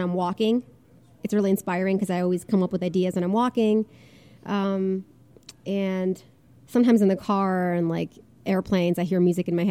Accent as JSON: {"language": "English", "town": "Fairfield", "region": "Connecticut", "country": "United States", "tie": "born or raised there", "also_born_or_lived": "Moscow, Russia / New York City / Boston", "moved": "as an adult", "lives_now": "Los Angeles, United States", "said": "I grew up in Connecticut"}